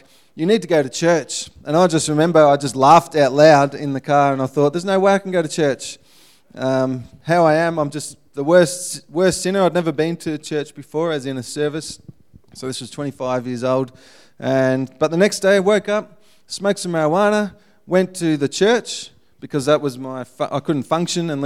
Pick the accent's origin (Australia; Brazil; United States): Australia; Ballarat, Victoria; moved away as an adult; I was pretty much born and bred in Ballarat